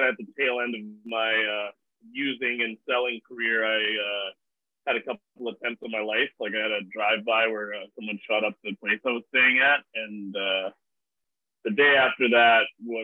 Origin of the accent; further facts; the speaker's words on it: Vancouver, British Columbia, Canada; I was born in Vancouver